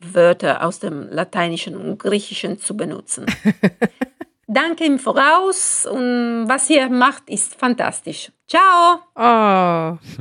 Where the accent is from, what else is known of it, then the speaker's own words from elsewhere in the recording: Italy; German is a second language; als Italienerin, die das humanistische Gymnasium besucht hat